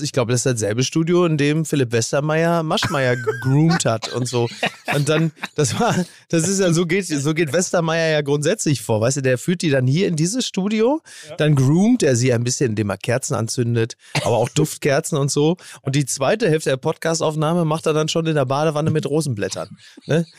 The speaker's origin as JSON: {"language": "German", "town": "Recklinghausen", "region": "North Rhine-Westphalia", "country": "Germany", "tie": "born or raised there", "said": "Ich komme doch auch aus Recklinghausen"}